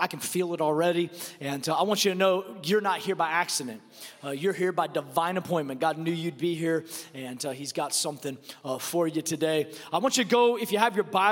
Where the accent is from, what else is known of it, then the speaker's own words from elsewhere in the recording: Seattle, Washington, United States; I'm from Seattle